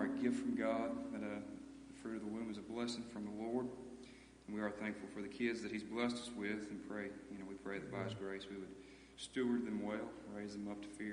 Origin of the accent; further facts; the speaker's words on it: United States; moved away as an adult; now in Danville; we grew up in Goldon, moved out to Danville here about 1.5 years ago